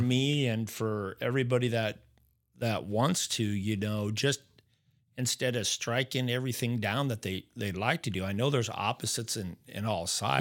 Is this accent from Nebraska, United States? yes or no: yes; Norfolk, Nebraska, United States; just a normal kid, I guess, growing up in Nebraska